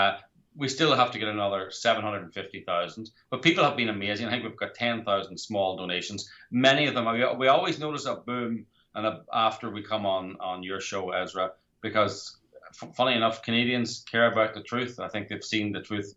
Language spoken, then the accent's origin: English; Ireland; I'm from Ireland